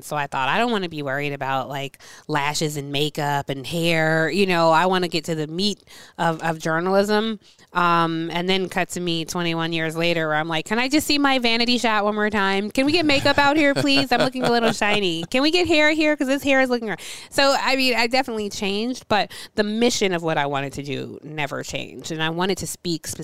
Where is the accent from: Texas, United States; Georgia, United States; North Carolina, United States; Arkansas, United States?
Georgia, United States; Atlanta; I grew up in Atlanta